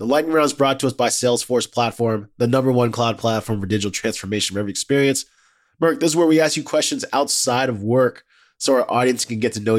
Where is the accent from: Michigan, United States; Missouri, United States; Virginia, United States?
Virginia, United States; Fairfax County; I'm from cool. The D.C. area. I'm from Fairfax County.